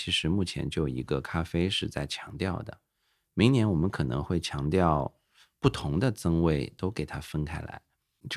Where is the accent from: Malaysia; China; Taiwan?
China; 我们中国人对于食材的多样性是非常，对吧？在全世界都是排得上号的。